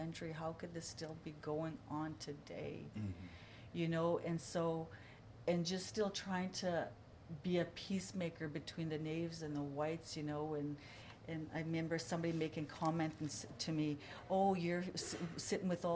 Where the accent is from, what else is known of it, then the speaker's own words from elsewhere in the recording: Canada; moved away as an adult; now in Kansas, United States; we're from Canada